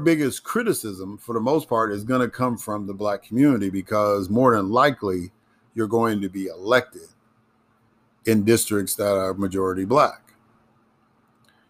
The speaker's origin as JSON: {"language": "English", "town": "Chicago", "region": "Illinois", "country": "United States", "tie": "born or raised there", "also_born_or_lived": "Mississippi", "moved": "as an adult", "said": "I grew up in Chicago, but I became politically, really politically active in Mississippi."}